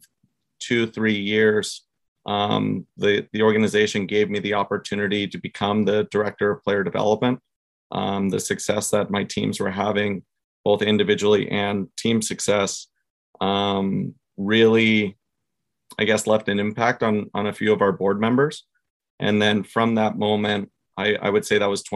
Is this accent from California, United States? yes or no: yes; Southern California, United States; I grew up here in Southern California